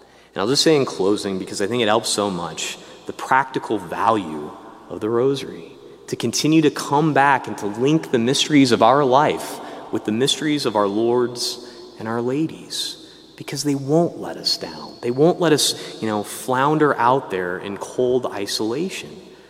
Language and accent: English; Peoria, Illinois, United States; I grew up in Peoria, Illinois, for God's sakes. I didn't know there was a Salisbury, North Carolina, right?